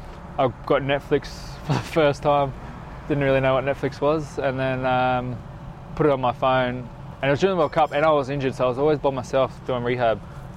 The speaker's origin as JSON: {"language": "English", "town": "Glasgow", "region": "Scotland", "country": "United Kingdom", "said": "I'm Scottish. Nice. I'm Scottish."}